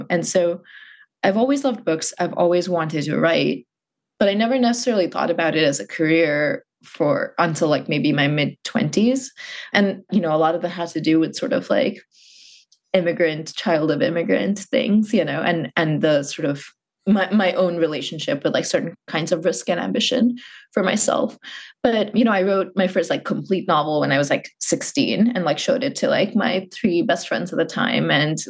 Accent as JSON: {"language": "English", "region": "Muscat", "country": "Oman", "tie": "born or raised there"}